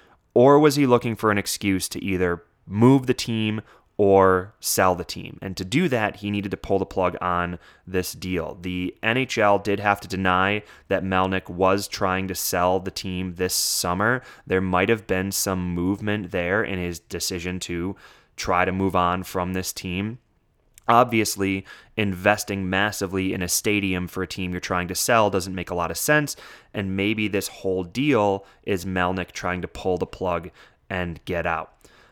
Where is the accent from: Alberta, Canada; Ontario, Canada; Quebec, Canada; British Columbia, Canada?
Ontario, Canada; Ottawa; in particular my hometown of Ottawa.